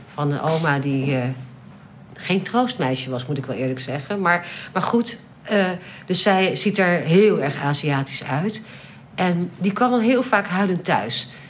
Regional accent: Netherlands; also born or lived in London; ik kom uit Nederland

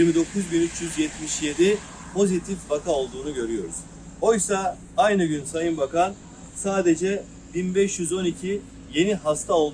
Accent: Ankara, Turkey; also born or lived in Malatya; Yok aslen Malatya doğumluyum ama e, büyümem, gençlik yıllarım, eğitimim e, ve meslek hayatım hep Ankara'da geçti.

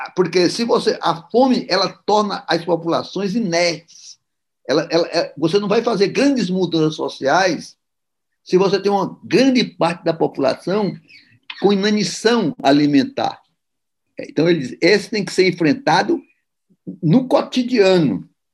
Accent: Ceará, Brazil; eu ainda vi funcionando em Fortaleza, sou cearense

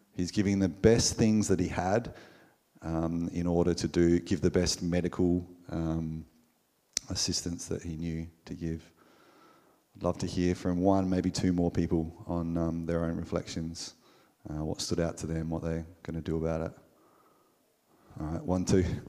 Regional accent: Australia; we, as an Australian culture

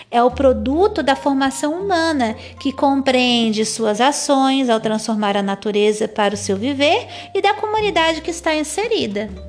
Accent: Santa Catarina, Brazil; accent: manezinha; o meu sotaque de manezinha, ainda que um pouco já agoianado para me fazer entender melhor por vocês, são patrimônios também culturais da minha terra natal.

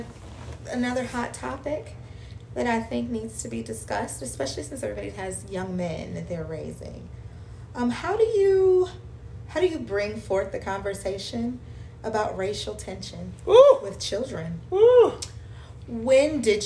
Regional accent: Cleveland, Ohio, United States; I'm from Cleveland. I'm a diehard Cleveland fan

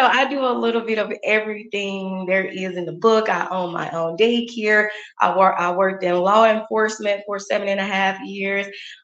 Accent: Crystal Springs, Mississippi, United States; I am from Mississippi, a small town called Crystal Springs, Mississippi. It's about 25 miles outside of Jackson. So it is a small town, very family oriented town

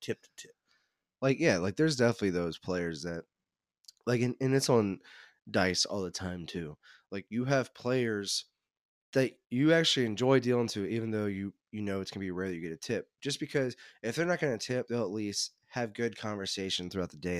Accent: Cincinnati, Ohio, United States; also born or lived in Northern Kentucky; I grew up in the Cincinnati area.

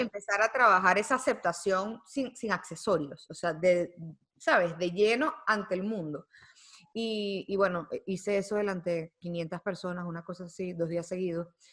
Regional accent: Venezuela; moved away; also born or lived in United States; yo nací en Estados Unidos. Yo no nací en Venezuela. Eh, yo soy venezolana por mis papás, pero yo crecí allá

